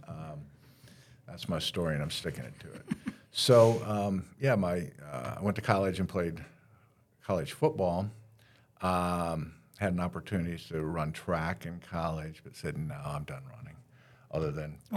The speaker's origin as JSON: {"language": "English", "region": "Northwest Ohio", "country": "United States", "tie": "born or raised there", "moved": "yes", "lives_now": "Daytona Beach, United States", "said": "I'm that punk from Northwest Ohio, grew up in the middle of cornfields"}